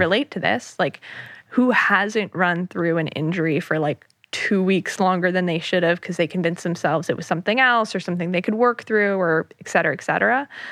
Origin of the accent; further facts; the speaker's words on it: New York City area, United States; born and raised in the New York City area. I grew up in the suburbs right outside of the city